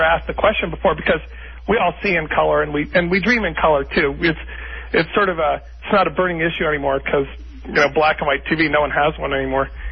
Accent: Bethesda, Maryland, United States; I'm born and raised in Bethesda, Maryland, Washington, D.C.

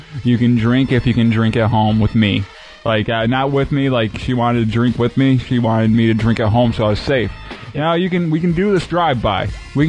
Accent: Fowlerville, Michigan, United States; Mid Michigan. the town's called Fowlerville.

